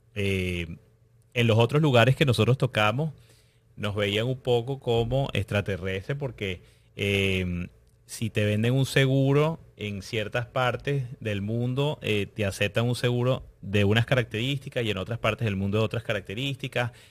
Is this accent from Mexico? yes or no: no; Venezuela; moved away as an adult; Nosotros somos eh, inmigrantes venezolanos.